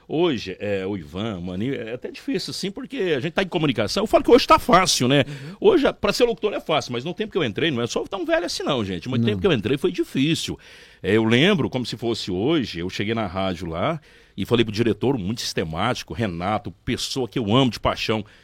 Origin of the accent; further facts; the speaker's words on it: Santa Helena de Goiás, Goiás, Brazil; also born or lived in Rio Verde; now in Caçu, Brazil; Na minha identidade até tá que eu sou de Rio Verde, mas só nasci lá. Eu sou filho de Santa Helena com muito orgulho, mas hoje eu tenho um título de cidadão caçuense, sou caçuense